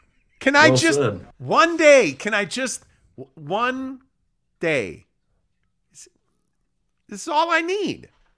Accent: Chicago, Illinois, United States; moved away; I grew up in Chicago.

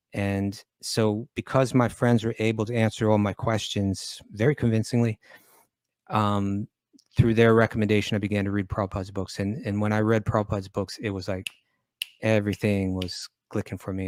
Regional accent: New York, United States; growing up in New York.

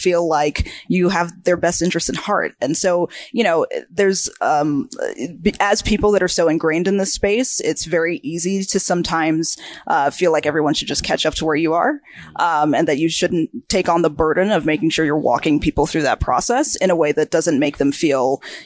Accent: Georgia, United States; moved away; I grew up in a very small town in Georgia

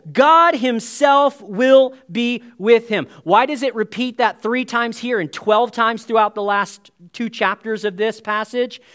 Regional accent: United States; now in Canada; as an American boy

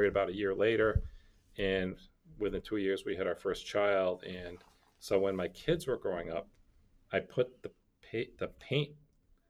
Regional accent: Saratoga Springs, New York, United States; moved away as an adult; also born or lived in Rochester, New York / North Andover, Massachusetts; now in Epping, New Hampshire, United States; I grew up in Saratoga Springs, New York

